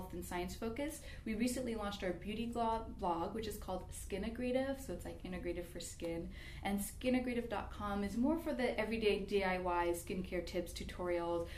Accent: Bay Area, California, United States; now in Sacramento, United States; I'm actually from California, the Bay Area

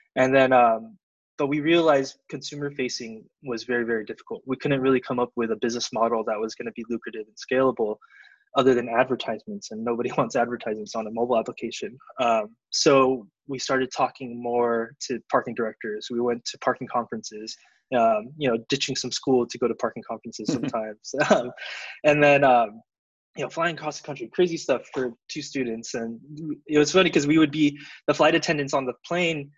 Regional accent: Southern California, United States; also born or lived in Davis, California; I'm from originally from SoCal

